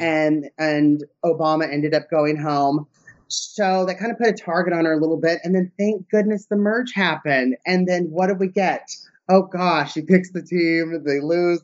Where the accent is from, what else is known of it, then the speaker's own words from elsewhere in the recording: Southern California, United States; moved away; I'm from Southern California